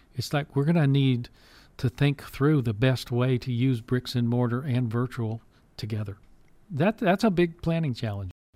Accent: Pasadena, Texas, United States; I grew up in Pas- South Houston, Pasadena

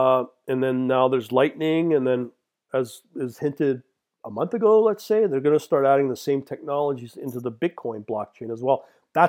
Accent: Canada; as a Canadian, yeah, it's much easier to set up a Binance account

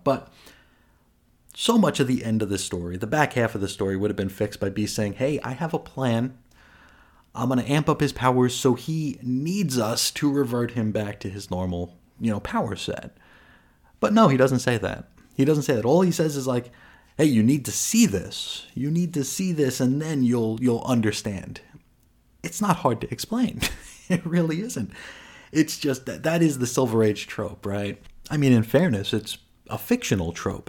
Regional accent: New York, United States; I'm from New York

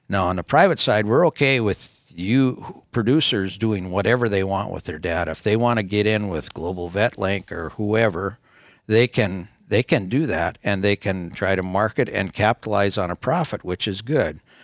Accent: North Dakota, United States; we're from North Dakota

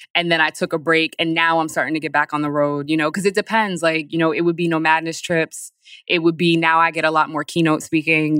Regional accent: Poughkeepsie, New York, United States; moved away as an adult; also born or lived in Bronx, New York / Paris; now in Newark, United States; I grew up in Poughkeepsie

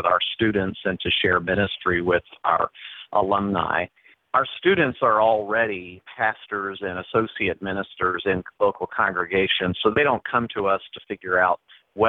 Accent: Pensacola, Florida, United States; moved away as an adult; also born or lived in Birmingham, Alabama / Texas / Knoxville, Tennessee / Tallahassee, Florida; I grew up in Pensacola, Florida, so I am a southerner who moved north

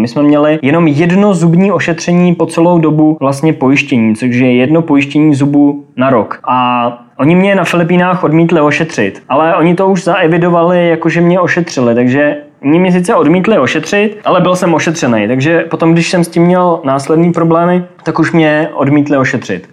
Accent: Czechia; Jsem hrdý na to, odkud pocházím a rozhodně se nestydím za ty obyvatele České republiky

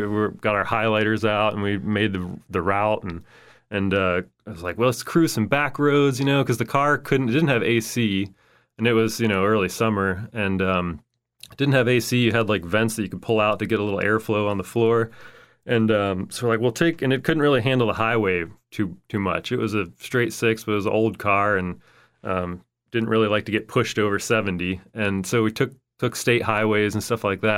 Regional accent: Indiana, Pennsylvania, United States; also born or lived in Michigan / Arizona; now in Fort Myers, United States; my hometown, Indiana, Pennsylvania, is also the hometown of Jimmy Stewart

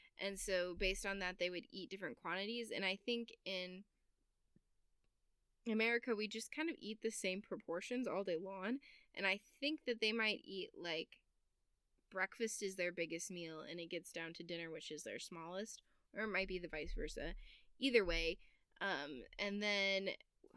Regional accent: United States; I'm American

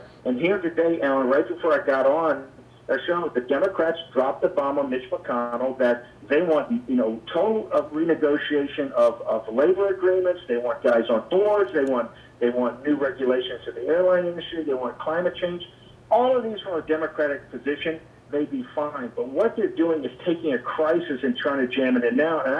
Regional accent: Richmond, Virginia, United States; my hometown of Richmond, Virginia. So as a native Virginian

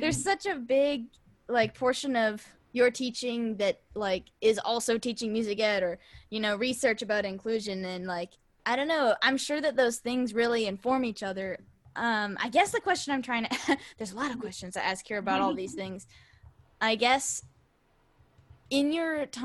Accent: Texas, United States; growing up in Texas, it's like there's an orchestra every like 100 schools or something

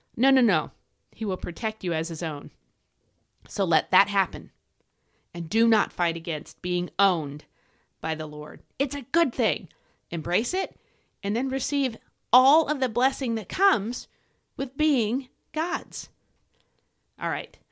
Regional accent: United States; as an American

